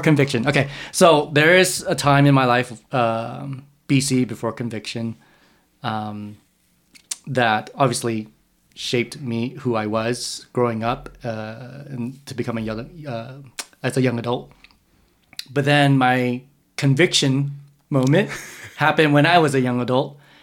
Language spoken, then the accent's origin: English; San Jose, California, United States; also born or lived in Texas; around three or four, they moved to San Jose